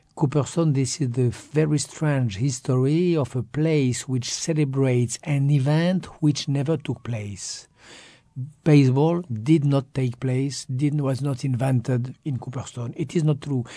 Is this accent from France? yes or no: yes; France; accent: French; English is a second language; I was French